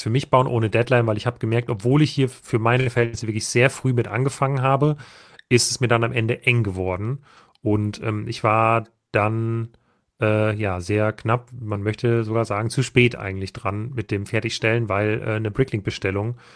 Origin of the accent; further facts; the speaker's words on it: Saxony, Germany; Ich bin Erzgebirgler und kann sagen, es dreht sich richtig rum.